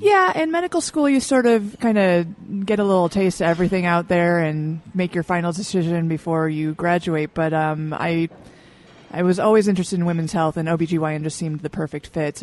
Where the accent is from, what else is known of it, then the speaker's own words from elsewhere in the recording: Michigan, United States; now in Utah, United States; Mainly from Michigan